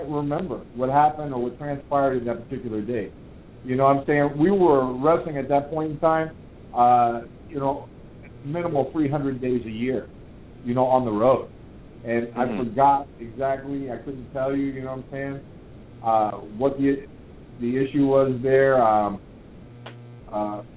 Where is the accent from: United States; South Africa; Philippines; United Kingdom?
United States; Miami, Florida; I was born and raised in Miami